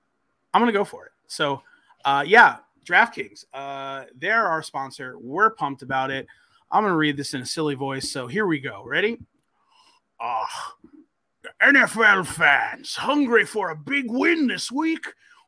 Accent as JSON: {"language": "English", "region": "New York", "country": "United States", "tie": "born or raised there", "said": "like I grew up on Long Island, a huge Islander fan."}